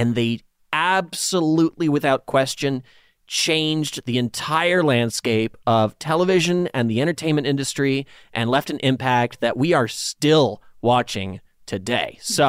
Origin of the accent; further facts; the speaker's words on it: Dansville, New York, United States; It's a small town in the sort of southwestern corner of New York State, not far from where I grew up in Dansville.